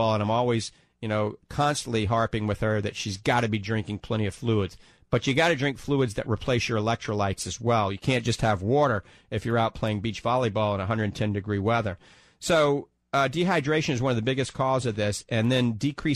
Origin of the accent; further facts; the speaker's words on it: New Orleans, Louisiana, United States; accent: New Orleans; now in The Villages, United States; my New Orleans accent